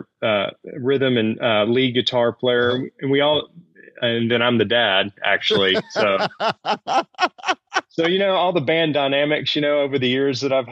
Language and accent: English; Shreveport, Louisiana, United States; moved away as an adult; now in Dallas, United States; we're originally from Louisiana, from North Louisiana in Shreveport.